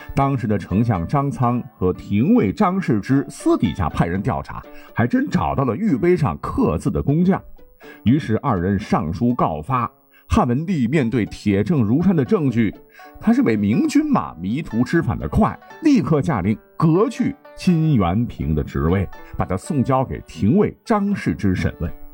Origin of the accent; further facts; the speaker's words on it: China; 我们中国人